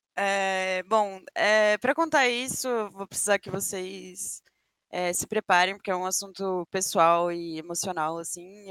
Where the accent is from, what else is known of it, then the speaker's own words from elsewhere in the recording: Brasília, Federal District, Brazil; moved away as an adult; now in São Paulo, Brazil; tinha recém me mudado para São Paulo, eu sou de Brasília, então eu vim para São Paulo